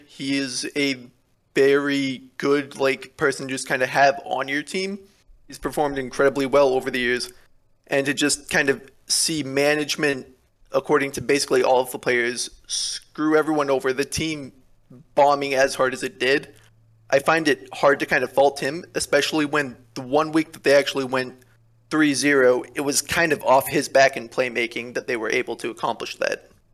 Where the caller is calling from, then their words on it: Atascadero, California, United States; I'm calling from Atascadero, California